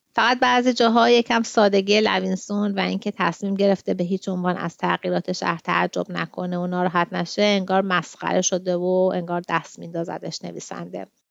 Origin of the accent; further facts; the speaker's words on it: Tehran, Tehran Province, Iran; moved away as an adult; now in Sydney, Australia; من توی غرب تهران بزرگ شدم